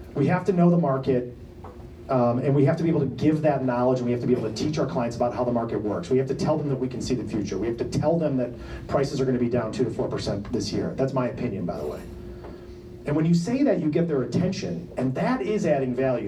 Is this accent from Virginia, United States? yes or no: no; Detroit, Michigan, United States; moved away; I'm from Detroit. I mean, I've lived here 25 years